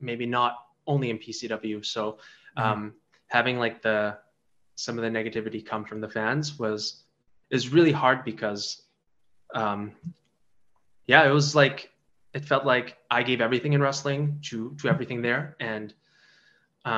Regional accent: Canada; I was born in Canada, but my parents they're not just like immigrants, they're refugees. So the standard of the way I was growing up was very different from everybody around me

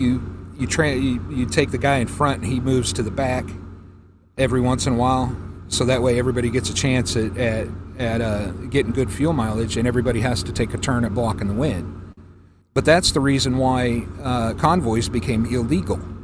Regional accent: Manteca, California, United States; moved away; also born or lived in Beckley, West Virginia / San Diego, California / Colorado; I spent pretty much most of my life growing up in the San Joaquin Valley in Manteca, California

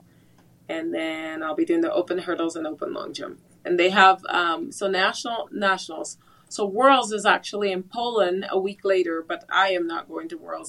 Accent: Trinidad & Tobago; moved away as an adult; also born or lived in Provo, Utah, United States; now in United States; I grew up in Trinidad

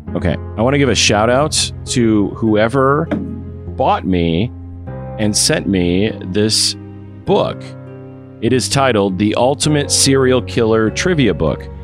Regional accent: Waterloo, Iowa, United States; hometown of Waterloo, Iowa

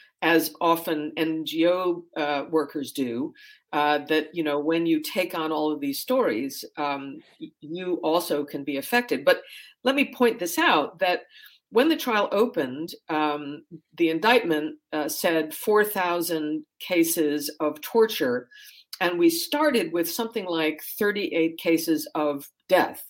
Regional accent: United States; now in Berlin, Germany; especially as an American

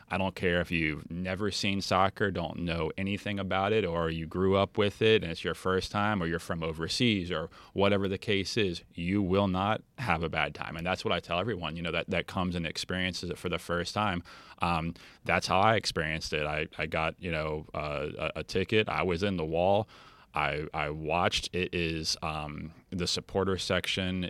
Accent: Treasure Coast, Florida, United States; we're from the Treasure Coast

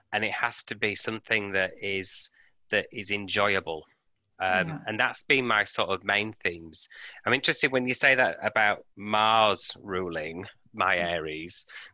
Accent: United Kingdom; now in Australia; And then with me moving from, you'll hear my accent, from the UK to Australia, and I've moved around many times, but you have to make that work each time.

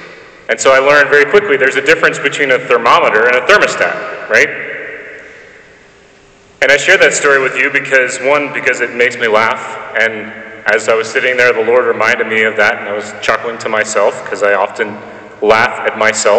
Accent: Nashville, Tennessee, United States; So when I was a kid growing up in Nashville, and as you notice, I don't have a southern accent. That's one of the first things people point out to me about the fact that I'm from the south, but I don't like southern accent.

